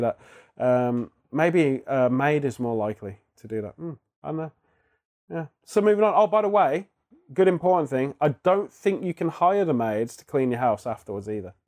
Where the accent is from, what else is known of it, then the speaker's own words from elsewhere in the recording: England, United Kingdom; moved away as an adult; now in Japan; we're from England